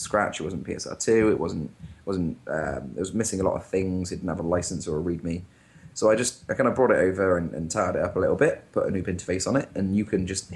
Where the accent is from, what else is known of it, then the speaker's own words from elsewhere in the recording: United Kingdom; I'm British